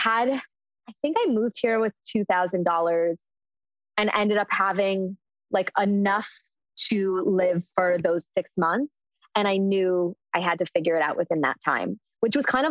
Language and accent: English; Chicago, Illinois, United States; I grew up in Chicago